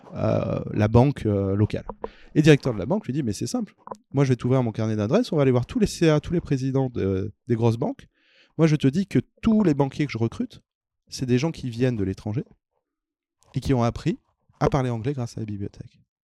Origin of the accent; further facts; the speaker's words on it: Auvergne-Rhône-Alpes, France; je suis auvergnat